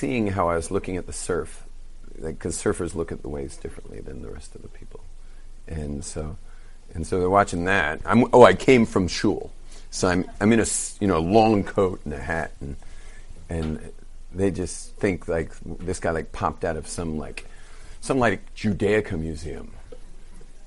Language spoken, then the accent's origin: English; California, United States; moved away; We're surfers from California